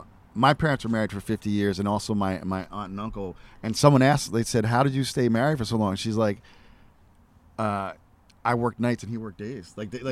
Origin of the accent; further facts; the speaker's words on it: New Jersey, United States; I'm from New Jersey.